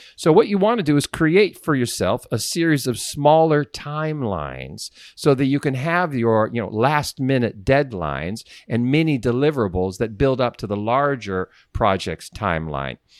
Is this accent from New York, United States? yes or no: no; Sharon, Pennsylvania, United States; also born or lived in Sharpsville, Pennsylvania; my hometown, Sharon, Pennsylvania